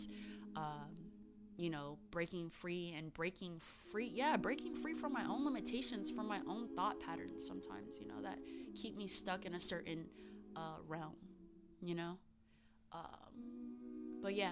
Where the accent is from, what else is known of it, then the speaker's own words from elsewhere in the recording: Arizona, United States; Arizona's always going to be my home state